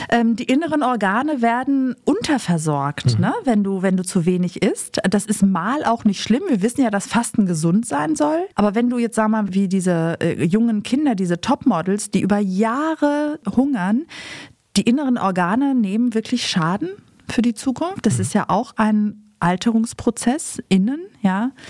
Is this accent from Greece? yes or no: yes; Greece; Also ich habe einmal jetzt tatsächlich in meinem Griechenland ja ähm, Fisch gegessen